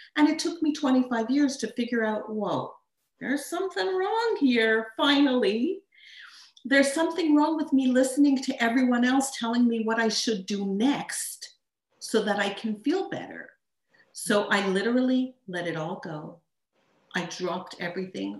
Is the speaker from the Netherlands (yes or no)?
no; Montreal, Quebec, Canada; also born or lived in Tucson, Arizona; I'm from Montreal, Canada